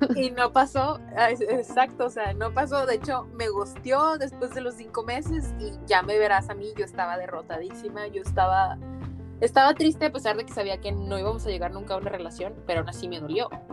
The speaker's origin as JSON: {"language": "Spanish", "country": "Mexico", "moved": "as an adult"}